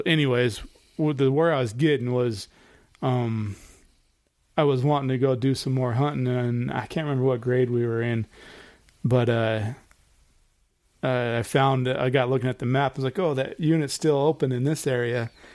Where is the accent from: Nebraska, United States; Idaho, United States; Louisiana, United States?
Idaho, United States; growing up in Idaho, like me and Eric did